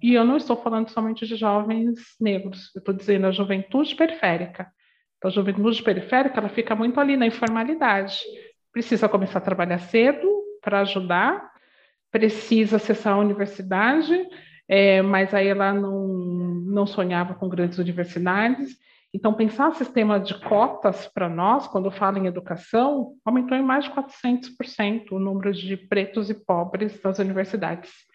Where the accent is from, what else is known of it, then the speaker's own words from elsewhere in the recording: São Paulo, Brazil; eu venho da Zona Leste de São Paulo, uma comunidade muito simples